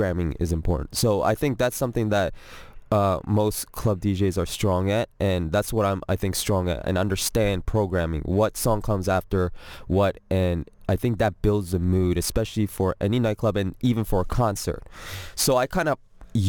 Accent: Toronto, Ontario, Canada; moved away as an adult; now in Atlanta, United States; I was born in Toronto

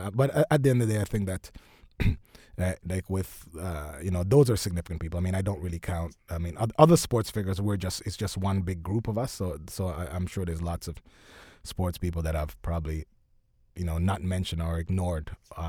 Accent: Oakville, Ontario, Canada; also born or lived in Jamaica; I'm from Oakville.

